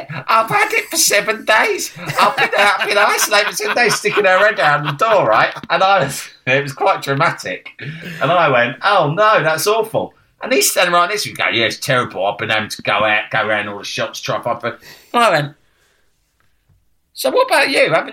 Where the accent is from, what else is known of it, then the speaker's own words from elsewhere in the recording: United Kingdom; again, being really British about it, and I should have said, fuck off.